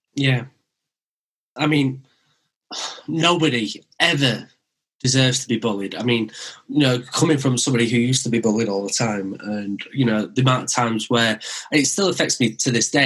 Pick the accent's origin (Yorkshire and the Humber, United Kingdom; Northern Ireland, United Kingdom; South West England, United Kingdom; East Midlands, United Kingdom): Yorkshire and the Humber, United Kingdom; Wakefield; accent: Brummy; also born or lived in West Bromwich; I was born in West Bromwich near Birmingham, and then I moved to Wakefield when I was five